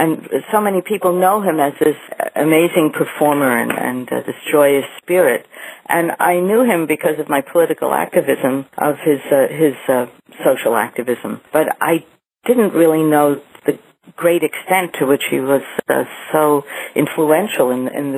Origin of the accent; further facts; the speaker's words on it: New York, United States; I grew up in New York